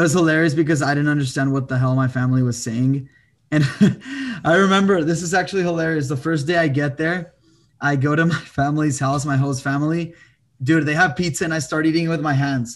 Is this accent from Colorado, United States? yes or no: no; El Paso, Texas, United States; moved away as an adult; also born or lived in France; now in Austin, United States; I'm from El Paso, Texas, twenty-four years old. Currently in Austin, Texas